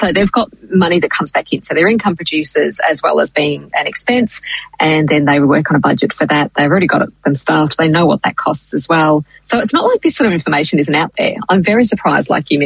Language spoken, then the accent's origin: English; Clifton Springs, Victoria, Australia; I grew up in Clifton Springs for my sort of primary school and high school years